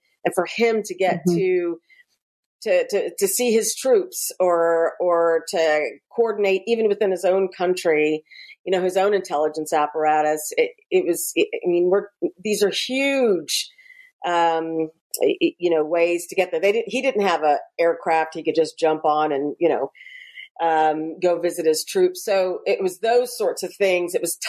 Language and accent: English; Scotland, United Kingdom; I am Scottish by birth, and I wanted to spend time with my family and my mother and my father and all my aunts and uncles and cousins, and everybody lived in or lives in the Shetland Islands in a tiny little village called Bicton.